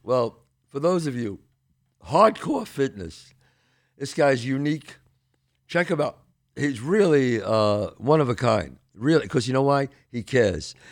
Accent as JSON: {"language": "English", "town": "New York City", "region": "New York", "country": "United States", "said": "I came from the Bronx, the streets of the Bronx."}